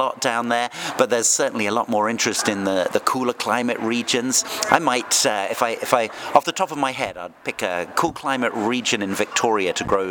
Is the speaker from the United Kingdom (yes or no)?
yes; Oxford, South East England, United Kingdom; moved away as an adult; also born or lived in Australia; now in Napa Valley, United States; I grew up in Oxford in England and started in the wine business in retail and wholesale there. I had the chance to work in Australia in wine making and production and vineyards for a while, and then I moved to Napa Valley in 1997.